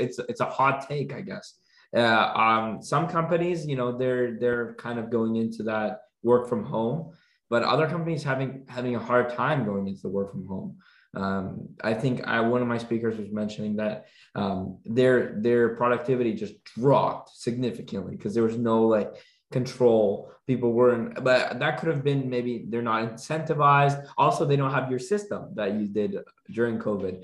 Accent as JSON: {"language": "English", "town": "Toronto", "region": "Ontario", "country": "Canada", "said": "especially here in Canada. I'm from Toronto"}